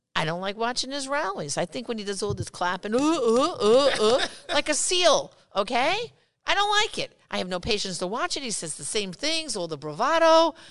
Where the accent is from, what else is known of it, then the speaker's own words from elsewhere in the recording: New York, United States; I'm from New York